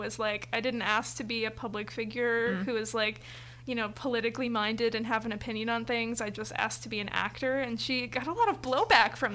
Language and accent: English; Valparaiso, Indiana, United States; I'm from Valpo